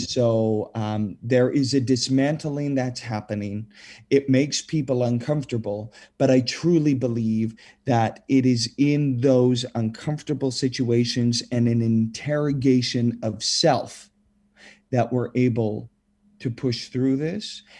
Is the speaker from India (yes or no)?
no; Saskatchewan, Canada; born or raised there